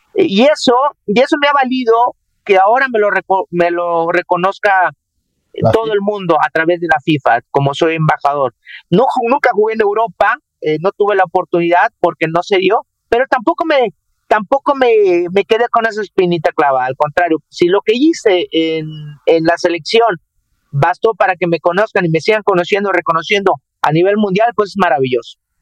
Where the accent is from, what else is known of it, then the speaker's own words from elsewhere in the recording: Jarocho, Veracruz, Mexico; now in Monterrey, Mexico; como todo jarocho, eh, enojón, peleonero